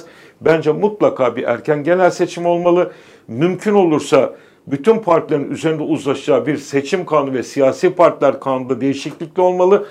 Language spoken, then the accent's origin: Turkish; Istanbul, Turkey; İkimiz de Beykozluyuz